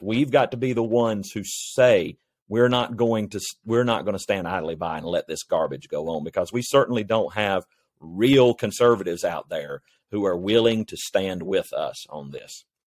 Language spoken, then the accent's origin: English; North Carolina, United States; my home state of North Carolina